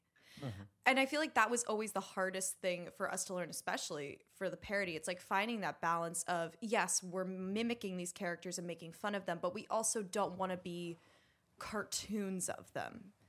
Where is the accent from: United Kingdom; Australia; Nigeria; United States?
United States; Pennsylvania; I grew up in Bucks County outside of Philadelphia.